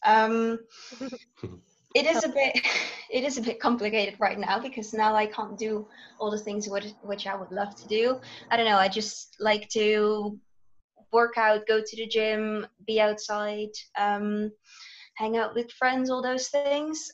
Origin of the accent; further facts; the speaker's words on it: Netherlands; I live in the Netherlands. I'm back in the Netherlands now as well.